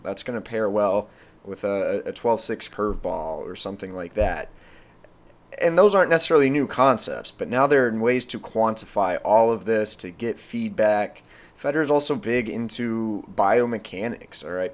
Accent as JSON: {"language": "English", "town": "Amarillo", "region": "Texas", "country": "United States", "tie": "born or raised there", "also_born_or_lived": "Oklahoma", "moved": "as an adult", "said": "I was born and raised in Amarillo, Texas."}